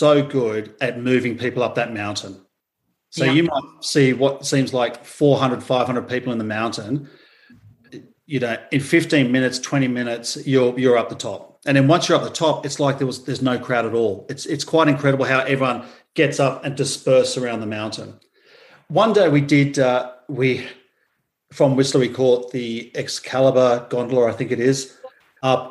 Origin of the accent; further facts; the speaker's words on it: Australia; coming from Australia